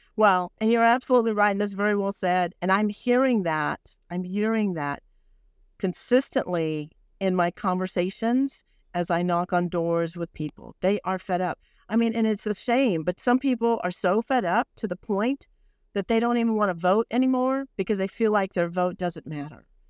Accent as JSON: {"language": "English", "town": "Brownsville", "region": "Texas", "country": "United States", "tie": "born or raised there", "said": "I was born on the border. I was born in Brownsville, Texas"}